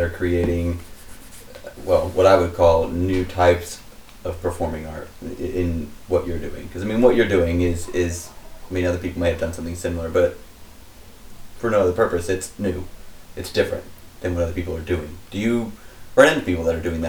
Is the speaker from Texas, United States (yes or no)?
no; San Francisco, California, United States; I'm from San Francisco.